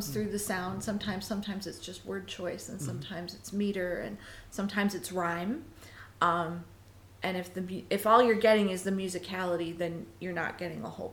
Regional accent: Tucson, Arizona, United States; I was born in Tucson.

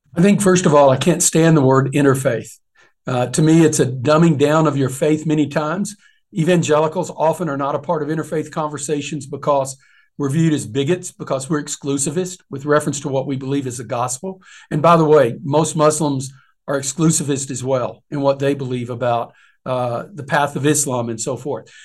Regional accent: Deep East Texas, United States; I grew up in Deep East Texas, very conservative uh, home

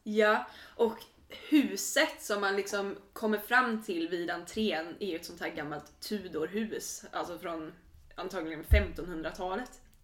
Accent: Sweden

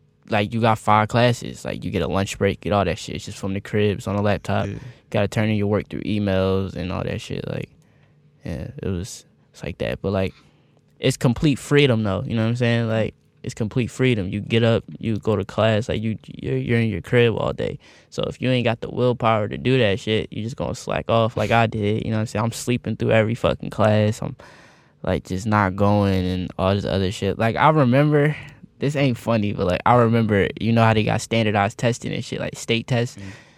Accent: East Coast, United States; Like, I'm from the East Coast, but like, I grew up on the internet. Like, I'm not like a traditional East Coast kid.

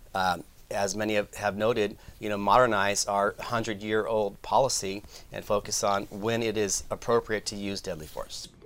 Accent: Sacramento, California, United States; here in Sacramento, my hometown

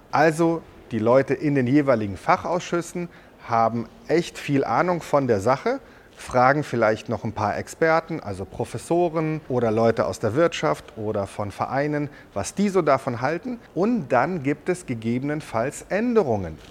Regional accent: Germany; Wir haben ja bei uns in Deutschland

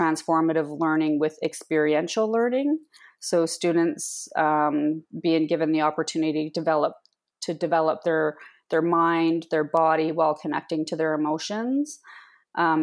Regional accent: Cold Lake, Alberta, Canada; now in Comox Valley, Canada; from Cold Lake, Alberta. However, I live in the unceded territory of the Comox people

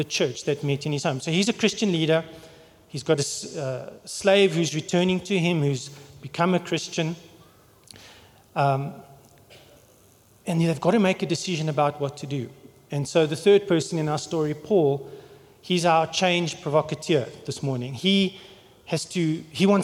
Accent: England, United Kingdom; now in South Africa; I'm English

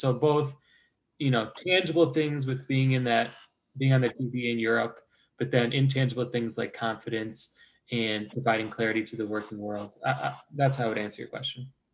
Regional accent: Chicago, Illinois, United States; moved away as an adult; also born or lived in Cincinnati, Ohio; now in Ohio, United States; I was from from the uh, northwest suburbs of Chicago.

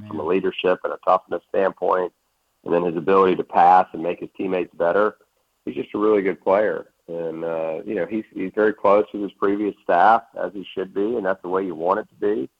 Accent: Charlottesville, Virginia, United States; I grew up in Charlottesville right down the road when my father was an assistant there

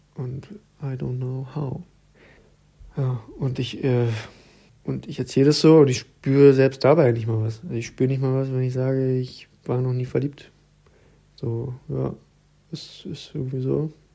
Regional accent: Berlin, Germany; moved away as an adult; now in Leipzig, Germany; ich wohne inzwischen in Leipzig und ich komme ja eigentlich aus Berlin

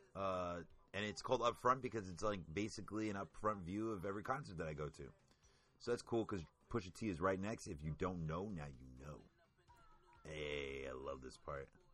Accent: United States; being American

